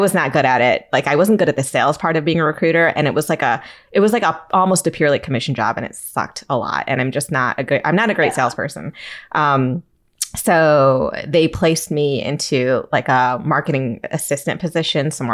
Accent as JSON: {"language": "English", "region": "Michigan", "country": "United States", "tie": "born or raised there", "also_born_or_lived": "Chicago", "moved": "as an adult", "lives_now": "New Jersey, United States", "said": "I'm from Michigan. And like born and raised there"}